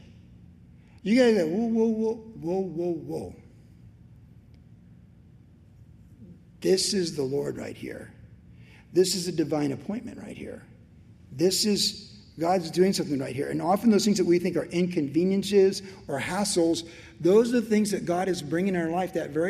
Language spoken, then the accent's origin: English; United States; as an American